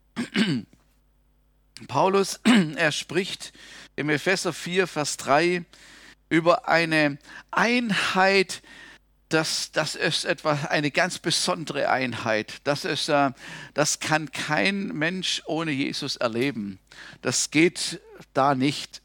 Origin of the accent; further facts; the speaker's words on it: Germany; als Deutscher